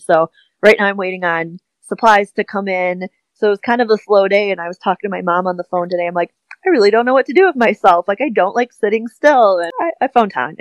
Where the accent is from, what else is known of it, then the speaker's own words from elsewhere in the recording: Wisconsin, United States; accent: Midwest; I'm like, yeah, I have a Midwest accent.